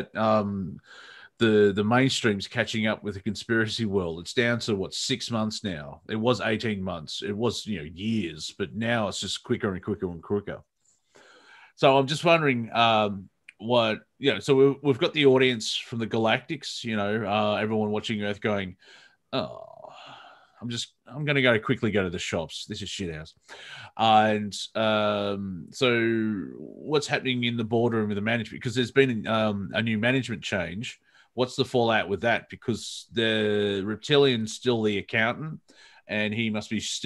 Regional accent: Australia; accent: Australian; I see an Australian accent on American TV. Like, oh, gee, what the bloody hell's that? And it's my own accent

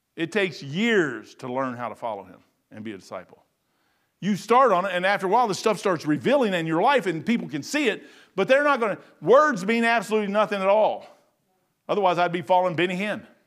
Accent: United States; I'm American true bone. I'm all the way through and through, man. I'm American.

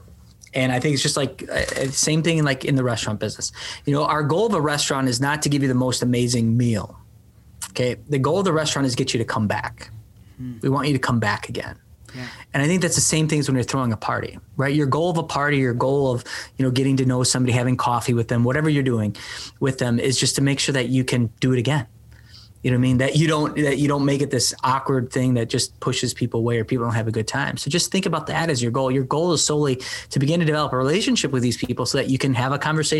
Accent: Milwaukee, Wisconsin, United States; I grew up on the south side, 12th Street

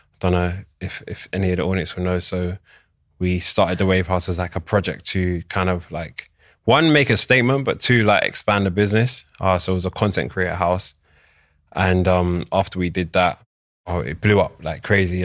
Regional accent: London, United Kingdom; I'm born and raised in London, but I'm Nigerian, Igbo.

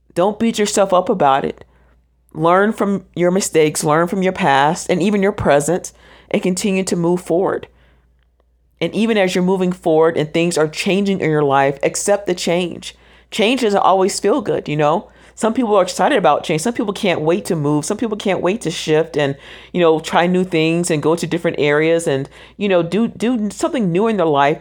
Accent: Orlando, Florida, United States; I am originally from Orlando, Florida. That is my hometown.

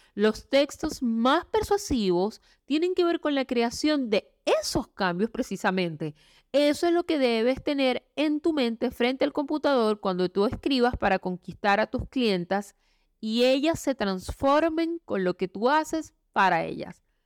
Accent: Venezuela; moved away as an adult; now in Chile; Yo soy venezolana viviendo en Chile. Salí de mi país hace más o menos unos cuatro años y medio

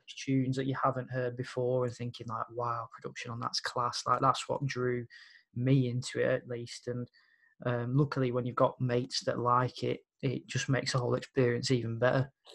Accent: Birmingham, West Midlands, United Kingdom; growing up there

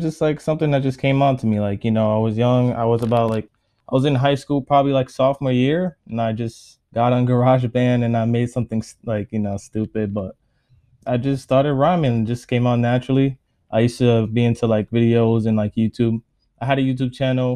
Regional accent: New York City, New York, United States; also born or lived in Brooklyn, New York; I grew up in Staten Island.

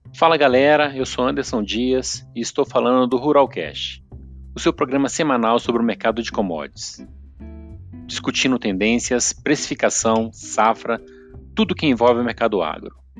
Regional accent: Juiz de Fora, Minas Gerais, Brazil; eu sou, sou de Juiz de Fora

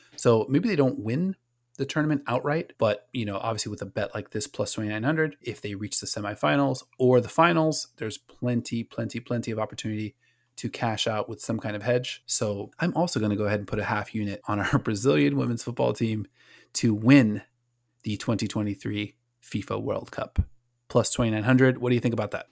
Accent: Orlando, Florida, United States; My hometown Orlando

